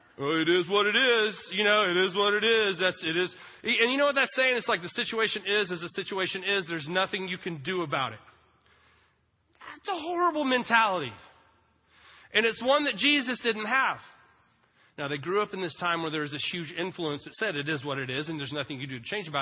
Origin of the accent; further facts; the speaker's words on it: Texas, United States; Son, we're Jewish and from Texas.